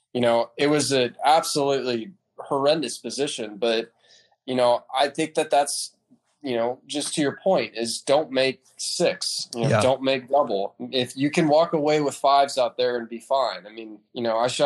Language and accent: English; Dallas, Texas, United States; also born or lived in San Francisco, California; I grew up in Texas. I was originally born in San Francisco, moved to Dallas when I was nine